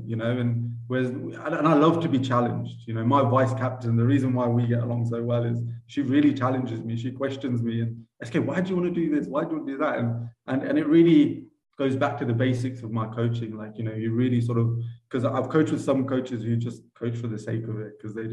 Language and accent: English; Cambridgeshire, East of England, United Kingdom; moved away as an adult; now in Uganda; I grew up in Cambridgeshire